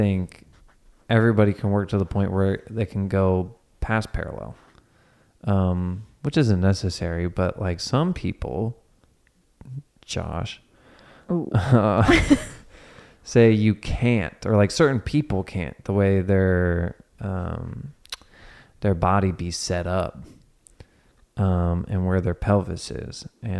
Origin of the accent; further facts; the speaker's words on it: Cincinnati, Ohio, United States; I'm from Cincinnati, and like in Cincinnati, people will call it pop.